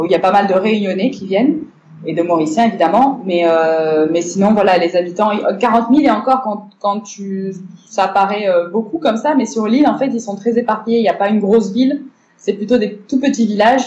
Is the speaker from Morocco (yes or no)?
yes; Morocco; moved away as an adult; also born or lived in Bordeaux, France; à la base, je suis née, j'ai grandi au Maroc. Euh, donc voilà, les 18 premières années de ma vie, c'était au Maroc.